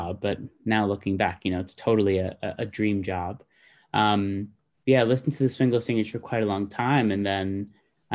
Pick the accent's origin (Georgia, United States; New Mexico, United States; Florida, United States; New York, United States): New York, United States; Baldwin; I was born in Baldwin, New York on Long Island